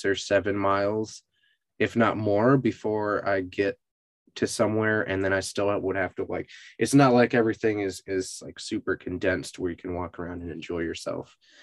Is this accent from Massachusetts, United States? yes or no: yes; Massachusetts, United States; now in Austin, United States; so I grew up in Western Mass, and pretty much everything there has like really good walkability.